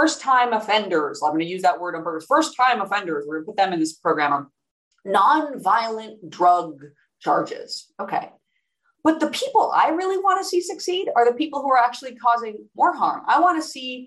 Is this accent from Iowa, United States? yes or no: yes; Iowa City, Iowa, United States; moved away; also born or lived in California / New York; my hometown of Iowa City, Iowa.